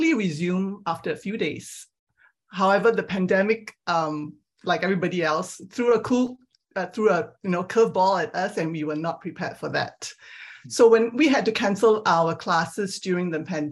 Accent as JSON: {"language": "English", "country": "Singapore", "tie": "born or raised there", "also_born_or_lived": "Perth, Australia / Geneva, Switzerland / London, United Kingdom / Milwaukee, United States", "moved": "as an adult", "lives_now": "California, United States", "said": "I grew up in Singapore"}